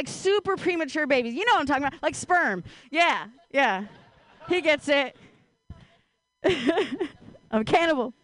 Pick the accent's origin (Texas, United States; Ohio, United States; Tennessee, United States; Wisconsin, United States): Ohio, United States; now in Bay Area, United States; I grew up in Ohio